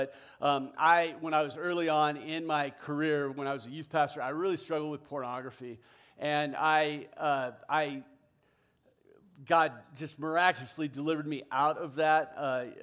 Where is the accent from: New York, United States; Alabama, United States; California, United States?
California, United States; South Orange County, Southern; I was born and raised in Southern California. Grew up down in South Orange County.